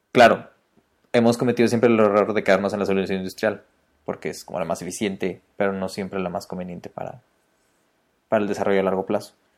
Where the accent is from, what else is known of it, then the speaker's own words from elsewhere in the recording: Mexico City, Mexico; accent: chilango; yo soy de Ciudad de México, digo jitomates.